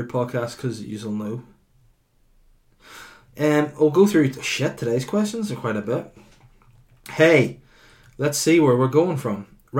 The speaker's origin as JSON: {"language": "English", "country": "Saudi Arabia", "said": "I'm from Saudi Arabia."}